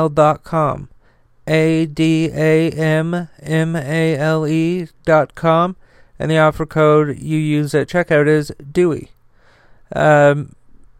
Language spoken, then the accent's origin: English; United States; I'm one American out of many